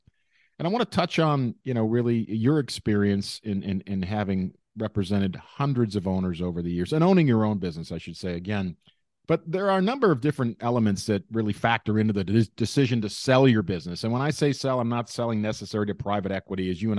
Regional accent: Scotland, United Kingdom; And me being a Scottish guy myself

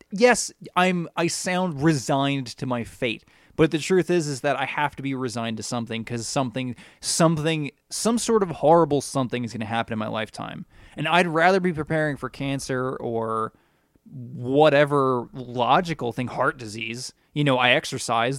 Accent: United States; as an American

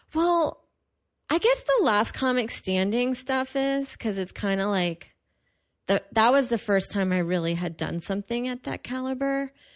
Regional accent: Houston, Texas, United States; moved away; it's actually pretty big in my hometown

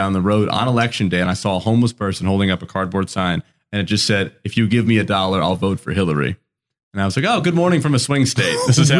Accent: New Jersey, United States; moved away; also born or lived in Massachusetts; I'm from New Jersey. So I grew up where he was a big deal.

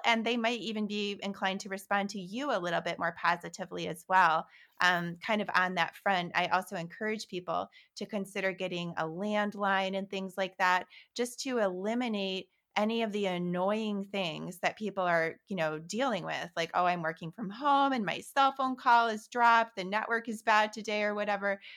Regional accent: Holland, Michigan, United States; moved away; also born or lived in New York City; when I was eight years old, growing up in Holland, Michigan

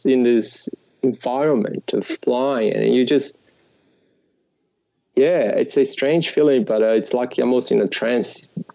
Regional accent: Natal, Rio Grande do Norte, Brazil; English is a second language; moved away as an adult; now in Australia; I grew up in Natal

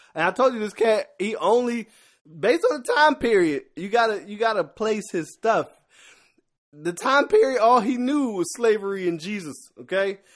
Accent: Philadelphia, Pennsylvania, United States; I'm a rapper by heart 'cause I'm from Philadelphia and born in the eighties

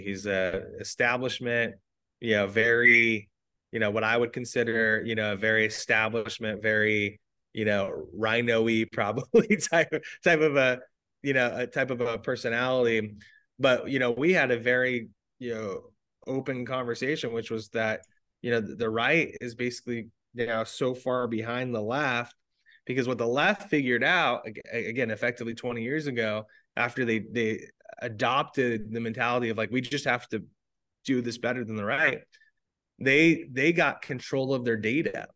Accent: Arizona, United States; I'm actually from Arizona. I'm a seven generation Arizona

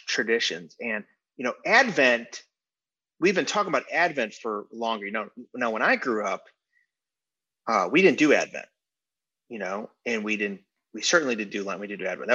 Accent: Chicago, Illinois, United States; the Chicago area, which is my hometown

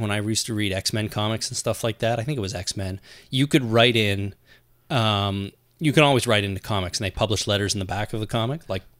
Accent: Canada; We're Canadian, we're different.

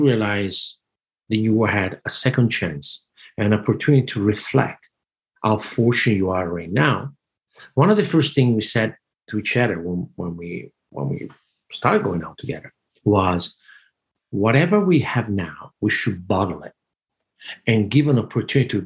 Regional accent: Italy; moved away as an adult; growing up in Italy all my life.

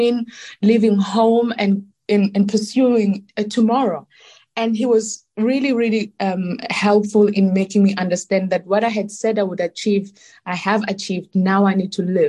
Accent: South Africa; moved away as an adult; also born or lived in Milan, Italy; I was born in South Africa, because being born in my wonderful country

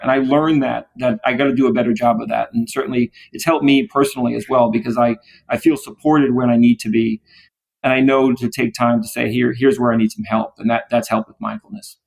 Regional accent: New York City, New York, United States; I grew up in the Bronx

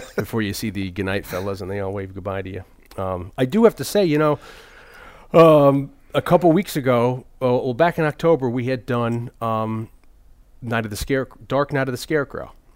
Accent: New Haven, Connecticut, United States; born or raised there

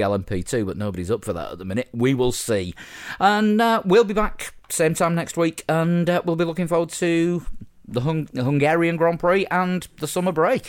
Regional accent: Yorkshire and the Humber, United Kingdom; as a Yorkshireman

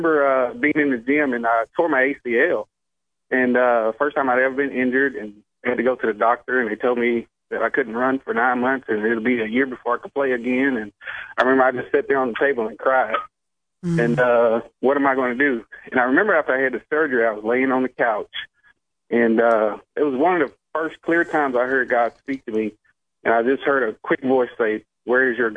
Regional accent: Alabama, United States; I'm from Alabama

